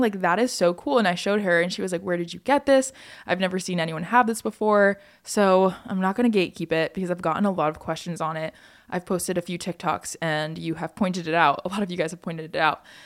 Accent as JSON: {"language": "English", "region": "Hawaii", "country": "United States", "tie": "born or raised there", "said": "growing up in Hawaii"}